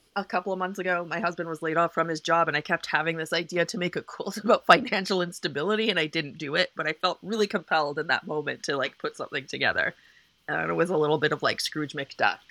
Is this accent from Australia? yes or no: no; Canada; moved away; I'm just Canadian